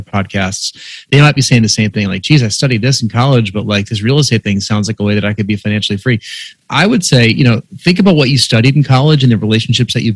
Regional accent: New York, United States; I grew up in New York and went to a prep school in Westchester County.

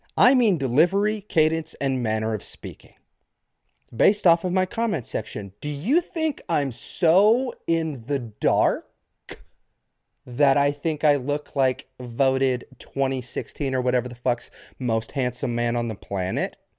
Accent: United States; as red-blooded Americans

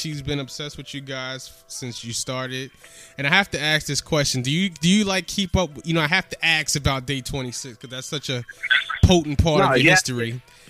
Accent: New York City, New York, United States; I'm from the Bronx

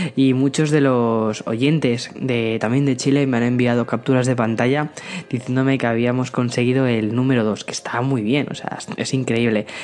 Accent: Aranjuez, Community of Madrid, Spain; moved away as an adult; now in San Antonio, United States; nací en Madrid, pero eh, me he criado en un pueblo muy, muy, muy cerquita de, Madrid, que es Aranjuez

